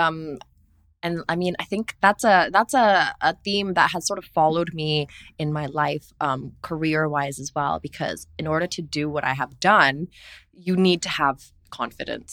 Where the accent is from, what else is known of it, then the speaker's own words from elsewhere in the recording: Singapore; growing up in Asia and Singapore